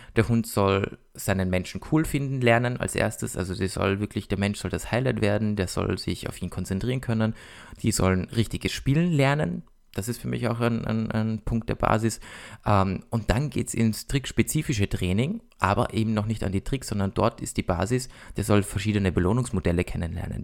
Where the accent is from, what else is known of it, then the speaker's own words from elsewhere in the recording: Austria; bei uns in Österreich